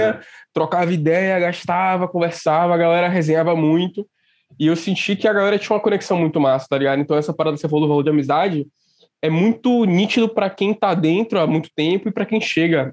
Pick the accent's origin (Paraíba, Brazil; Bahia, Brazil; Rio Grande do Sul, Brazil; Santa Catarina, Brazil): Bahia, Brazil; Salvador; Eu sou de Salvador